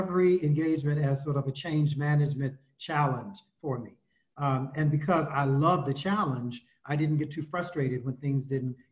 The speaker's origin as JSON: {"language": "English", "town": "Houston", "region": "Texas", "country": "United States", "tie": "born or raised there", "moved": "as an adult", "said": "I was born in Houston, Texas, so I'm a Texan to the core. I continue to see myself as a Texan. Went to public schools there through high school"}